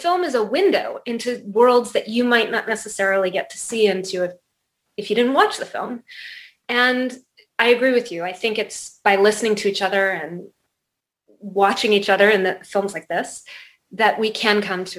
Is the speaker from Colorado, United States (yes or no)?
yes; Colorado, United States; born there; I was born in Colorado, but my parents were divorced when I was 9 months old and I was raised by my mom and she kind of couldn't sit still.